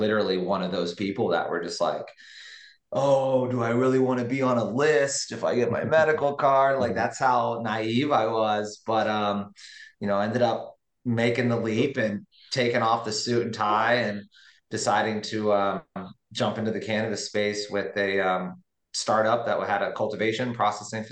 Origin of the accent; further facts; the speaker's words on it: Orlando, Florida, United States; I was born and raised in Orlando